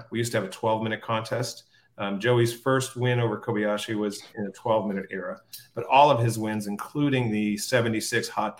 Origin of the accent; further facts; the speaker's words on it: Maine, United States; we grew up in Maine.